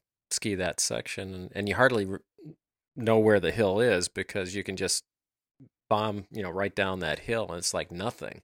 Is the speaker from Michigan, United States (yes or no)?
yes; Michigan, United States; now in Kansas City, United States; we live in Kansas City, but I'm from Michigan, so I'm used to being up north